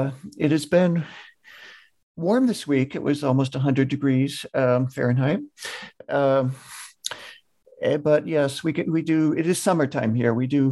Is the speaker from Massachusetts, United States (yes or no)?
yes; Massachusetts, United States; I grew up in Eastern Massachusetts and watched as a kid suburban sprawl sort of take over the eastern half of the state.